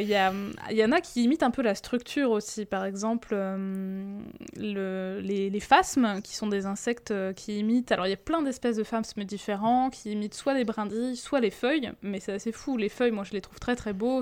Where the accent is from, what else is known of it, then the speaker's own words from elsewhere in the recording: France; chez nous, en France